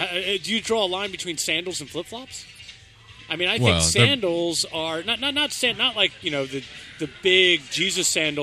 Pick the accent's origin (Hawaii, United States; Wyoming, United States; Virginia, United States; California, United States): Virginia, United States; I'm from Virginia